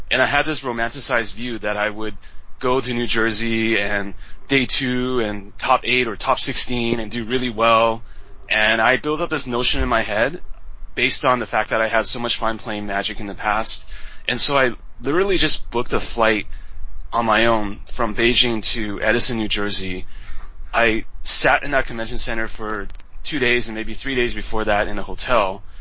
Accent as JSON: {"language": "English", "region": "West Coast", "country": "Canada", "tie": "born or raised there", "also_born_or_lived": "Taiwan", "said": "I was originally from Taiwan, but I grew up in Canada, West Coast, so I'm Taiwanese Canadian"}